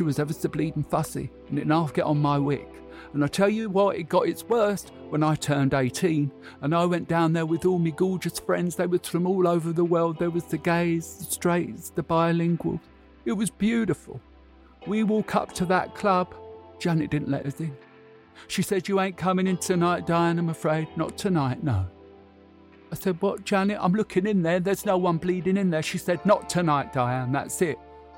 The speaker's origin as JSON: {"language": "English", "town": "Canvey Island", "region": "East of England", "country": "United Kingdom", "tie": "born or raised there", "said": "Growing up in Canvey in the 70s was ever so boring."}